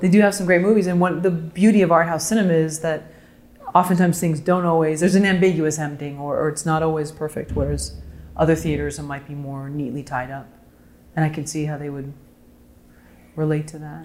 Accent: Bay Area, California, United States; now in Los Angeles, United States; I'm also from the Bay Area

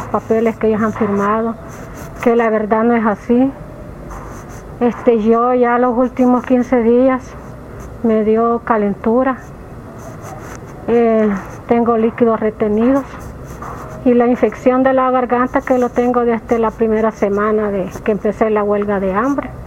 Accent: Florencia, El Salvador; Me costó porque no le quieren dar trabajo a los que somos de Florencia, porque dicen que somos boncheras.

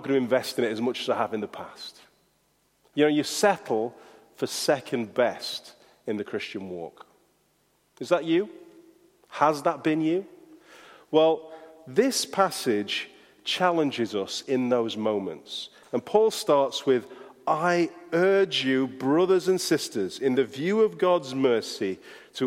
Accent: Yorkshire and the Humber, United Kingdom; accent: Yorkshire; my Yorkshire accent

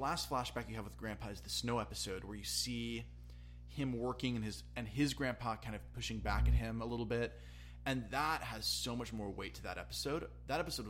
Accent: Southern California, United States; I grew up in Southern California

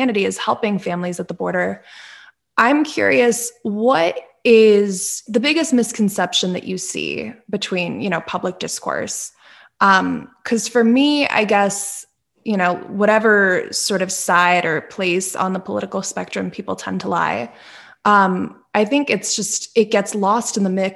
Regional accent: Northeastern Pennsylvania, United States; I grew up in Northeastern Pennsylvania

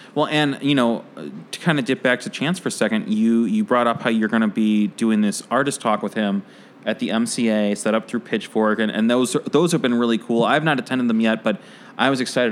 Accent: Oak Park, Illinois, United States; I grew up in Oak Park.

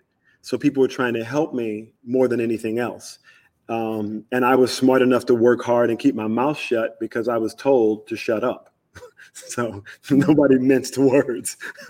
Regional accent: South Carolina, United States; also born or lived in Mobile, Alabama / Georgia / Florida; So I grew up in South Carolina, Georgia, and Florida.

